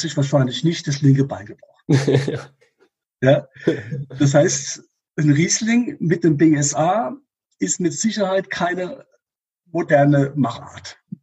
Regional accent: Rhineland-Palatinate, Germany; in der Pfalz, wo ich herkomme

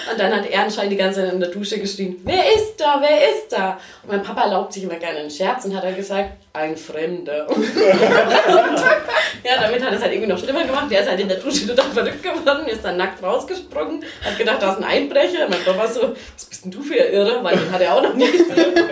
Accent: Kronach, Bavaria, Germany; accent: Franconian; Nein, aus Kronach. Ähm, das ist bei. Kennst, kennst du Kronach?

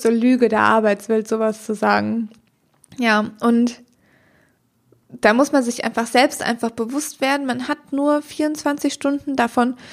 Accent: Germany; wir sind wahnsinnig privilegiert, hier in Deutschland aufgewachsen zu sein

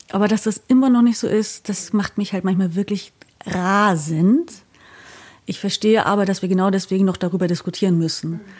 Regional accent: East Germany, Germany; und dann habe ich halt erzählt, ja, ich komme halt quasi aus dem Osten, da war das irgendwie anders geregelt.

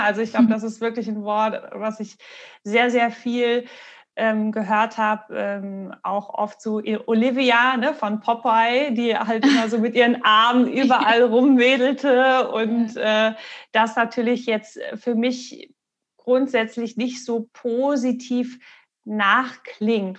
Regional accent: Marburg, Hesse, Germany; Ich bin ja in Marburg aufgewachsen, äh, also auf dem Dorf

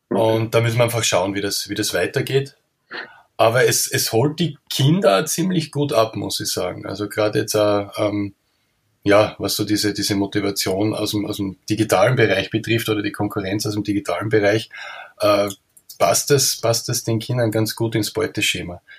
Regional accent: Austria; man hört, bin ein Österreicher

